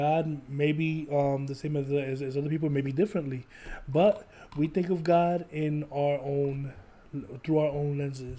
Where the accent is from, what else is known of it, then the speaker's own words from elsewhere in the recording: Trenton, New Jersey, United States; also born or lived in Philadelphia; Oh, no, I'm originally from Trenton, New Jersey.